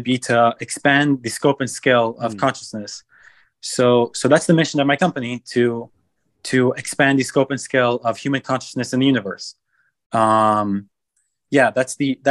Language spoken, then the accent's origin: English; Los Angeles, California, United States; also born or lived in Israel; I was born in Los Angeles, and then when I was 6 months old, I moved to Israel with my family, lived there for 10 years